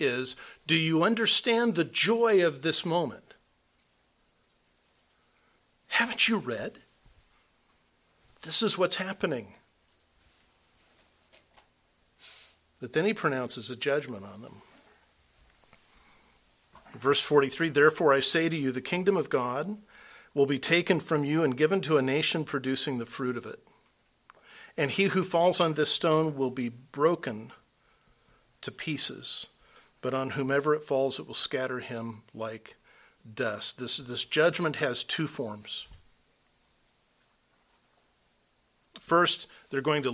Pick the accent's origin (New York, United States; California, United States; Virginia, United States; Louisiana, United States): California, United States; we come from California